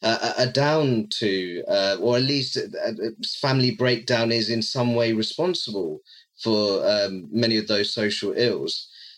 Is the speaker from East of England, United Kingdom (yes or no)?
yes; Luton, East of England, United Kingdom; my hometown of Luton